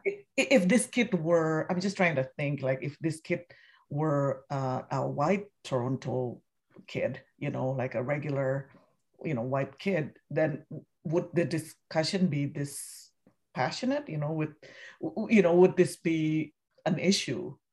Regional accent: Indonesia; now in United States; I'm from Indonesia originally and I've been living here you know, over almost three decades now in the U S

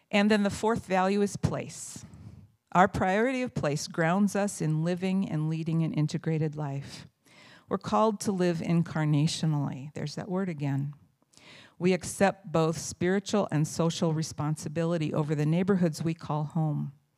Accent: Indiana, United States; moved away as an adult; I moved here from Indiana, from the county where I was born and raised

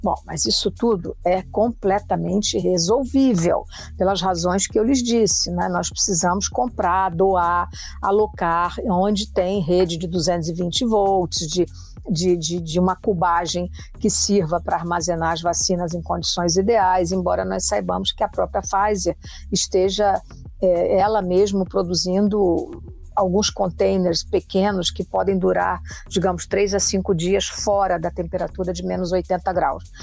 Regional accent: Brazil; como brasileira

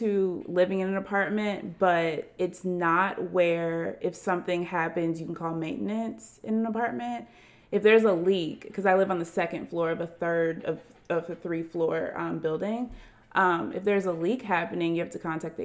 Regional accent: Atlanta, Georgia, United States; I am from Atlanta, Georgia.

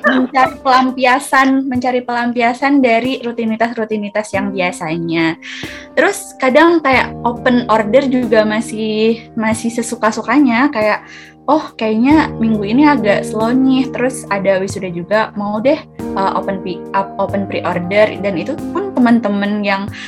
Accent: Blora, Central Java, Indonesia; moved away; also born or lived in Malang / Semarang; aku asalnya dari Blora Jawa Tengah

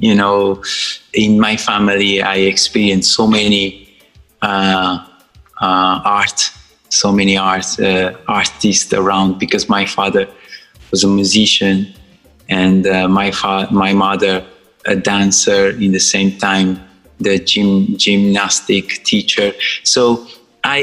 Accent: Sal, Cape Verde; English is a second language; moved away as an adult; now in London, United Kingdom; I was born in Cape Verde, island of Sal, very, very dry island

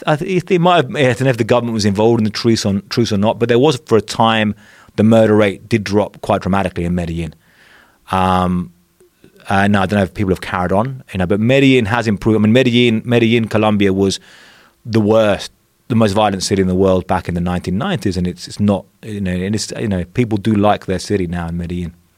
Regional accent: England, United Kingdom; moved away as an adult; now in Mexico; I grew up in England, which is, you know, pretty safe place relatively

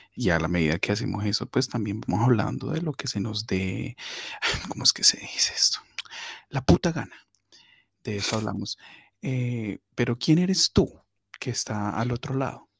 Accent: Cali, Valle del Cauca, Colombia; yo pues soy caleño y amo el cholado como, buen caleño

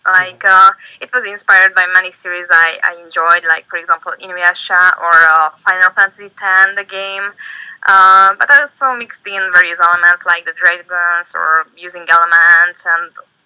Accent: Hungary; I'm a manga artist from Hungary

